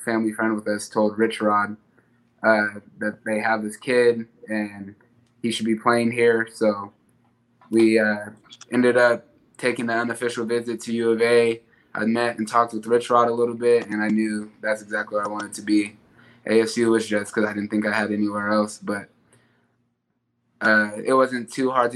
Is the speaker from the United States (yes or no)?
yes; Tucson, Arizona, United States; come back and continue to represent my hometown